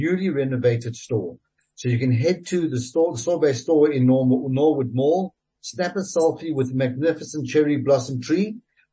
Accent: South Africa; being a South African

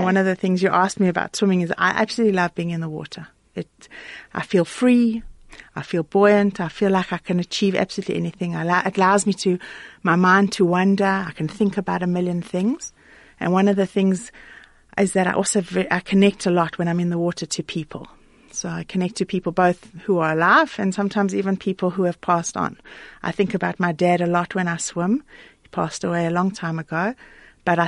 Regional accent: Klerksdorp, North West, South Africa; We had a pool at home when I grew up in Clarksdorp

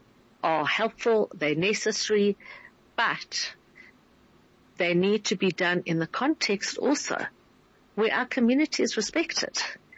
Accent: South Africa; I say that not only as a Jewish South African, but as a South African.

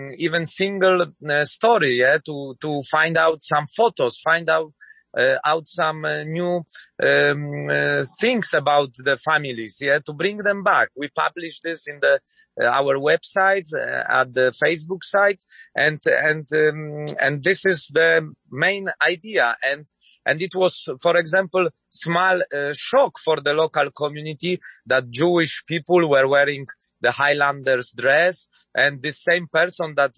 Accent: Nowy Sącz, Lesser Poland, Poland; I'm coming from Nowy Sącz, it's my hometown

